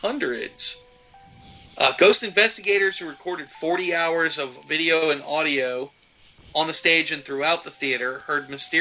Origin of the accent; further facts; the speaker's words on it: the South, United States; I'm from the South. We don't talky good.